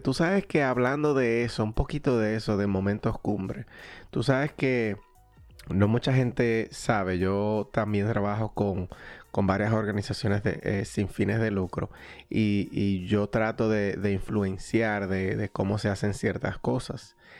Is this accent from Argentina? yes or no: no; Dominican Republic; dominicanos que somos